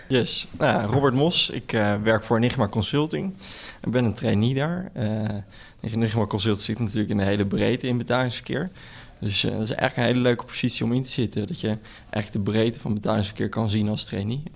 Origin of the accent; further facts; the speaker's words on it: Netherlands; wij als Nederlanders